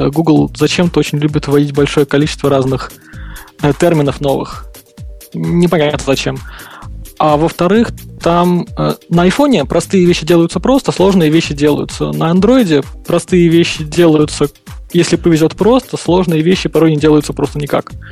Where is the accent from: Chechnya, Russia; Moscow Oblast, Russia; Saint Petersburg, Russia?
Saint Petersburg, Russia; все тут же из того же самого Санкт-Петербурга.